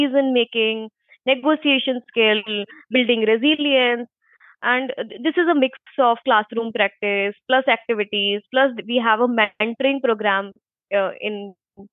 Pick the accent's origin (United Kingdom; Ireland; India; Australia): India; Agra, Uttar Pradesh; moved away; also born or lived in Mumbai; I'm basically from Agra, and I have done bachelor's in commerce from St. John's College.